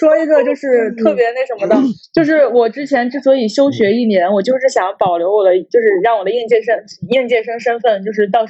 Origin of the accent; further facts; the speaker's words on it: Shandong, China; 我我是山东